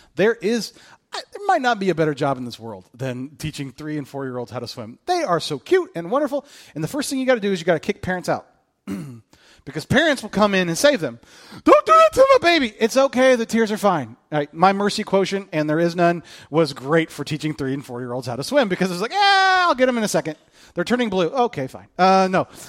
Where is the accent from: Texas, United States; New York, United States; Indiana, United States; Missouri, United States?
Indiana, United States; Kokomo; moved away; where I grew up in Kokomo